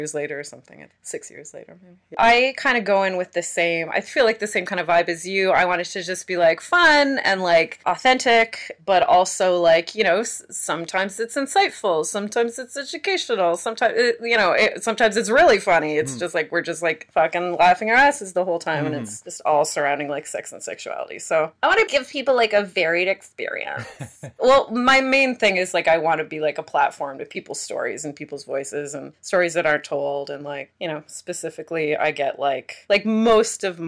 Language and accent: English; Canada; We're Canadian